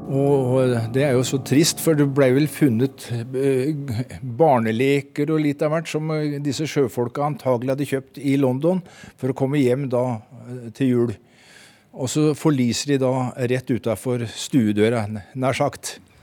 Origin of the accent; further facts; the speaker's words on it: Porsgrunn, Telemark, Norway; Jeg kom fra Porsgrunn.